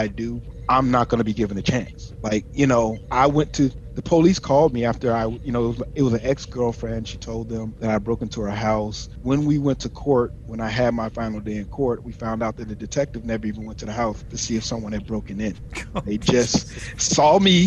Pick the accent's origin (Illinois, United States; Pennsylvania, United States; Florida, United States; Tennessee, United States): Illinois, United States; Chicago; moved away as an adult; I'm originally from Chicago, South Side Chicago, Illinois, and I went to the Navy, joined the Navy at 18, right after high school